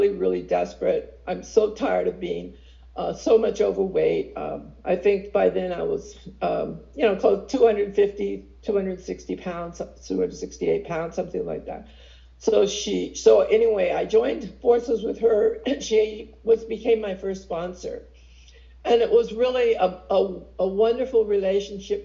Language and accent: English; San Francisco, California, United States; also born or lived in Pacifica; I was born and raised in San Francisco